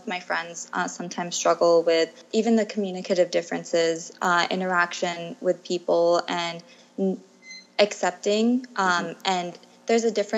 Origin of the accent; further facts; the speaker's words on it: United States; moved away as an adult; now in Thailand; I was born and raised in the States